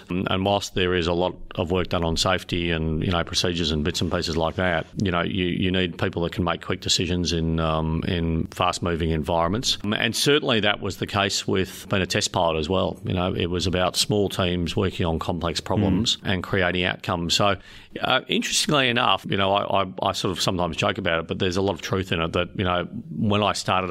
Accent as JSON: {"language": "English", "town": "Melbourne", "region": "Victoria", "country": "Australia", "tie": "born or raised there", "moved": "as an adult", "lives_now": "South Australia, Australia", "said": "born and raised in Melbourne and then joined the Air Force straight out of school"}